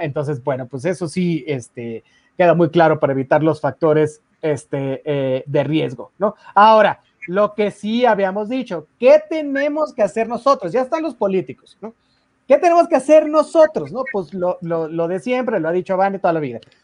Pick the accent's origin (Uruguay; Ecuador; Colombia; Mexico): Mexico; todos nosotros como mexicanos